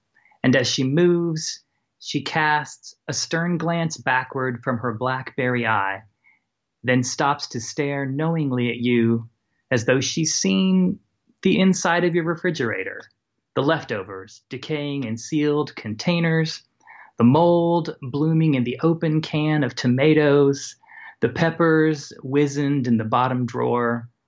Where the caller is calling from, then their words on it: Columbus, Ohio, United States; I'm calling from Columbus, Ohio.